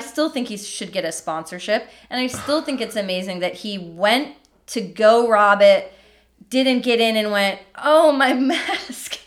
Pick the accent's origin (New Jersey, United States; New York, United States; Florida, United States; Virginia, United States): Florida, United States; moved away; I grew up in Florida, too.